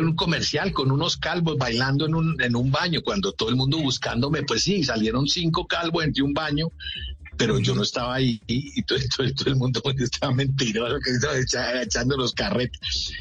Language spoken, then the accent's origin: Spanish; Manizales, Caldas, Colombia; tenía un tío arquitecto en Manizales, de donde yo soy oriundo